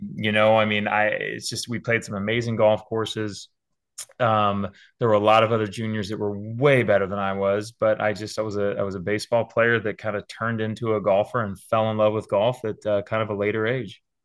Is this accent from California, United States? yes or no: yes; San Diego, California, United States; moved away as an adult; also born or lived in Auburn, Alabama; now in West Hartford, United States; as a kid growing up in Southern California